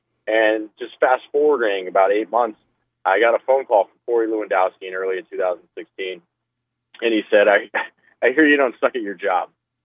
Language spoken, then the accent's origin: English; Cleveland, Ohio, United States; I am from Cleveland. I grew up my entire life in northeastern Ohio. Went to high school in Shaker, and then I graduated from Cleveland State University.